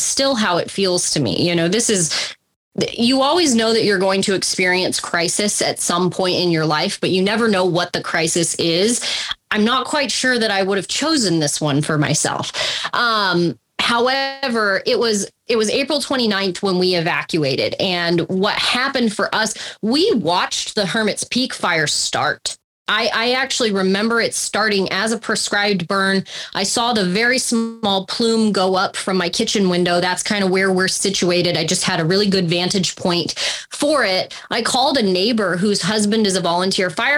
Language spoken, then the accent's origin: English; Southern Oregon and Northern California, United States; moved away as an adult; now in Las Vegas, New Mexico, United States; Originally, I am from Southern Oregon and Northern California, and that's where I kind of got my start in life and in agriculture.